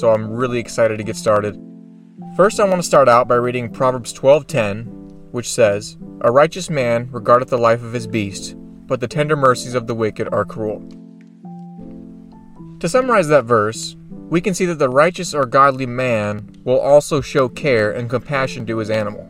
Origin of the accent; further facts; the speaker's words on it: Oregon, United States; moved away as an adult; my home state of Oregon